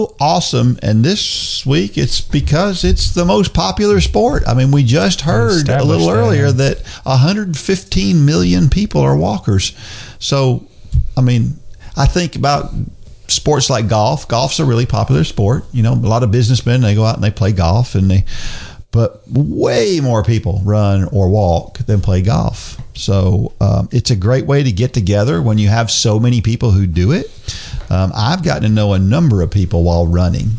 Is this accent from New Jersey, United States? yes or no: yes; New Jersey, United States; I'm from New Jersey